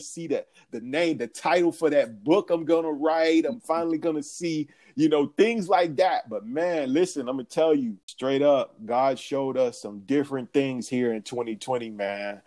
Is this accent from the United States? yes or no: yes; Atlanta, Georgia, United States; I'm from Atlanta.